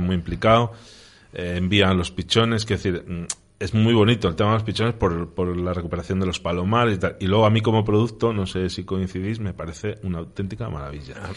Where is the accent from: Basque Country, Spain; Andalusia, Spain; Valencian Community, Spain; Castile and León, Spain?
Castile and León, Spain; Medina de Rioseco; en Río Seco, en unas fiestas de San Juan, mi pueblo